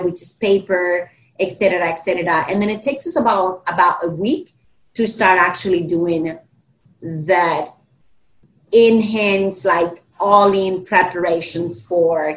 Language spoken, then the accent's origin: English; Dominican Republic; now in Miami, United States; I'm from the Dominican Republic, so we're very islanders.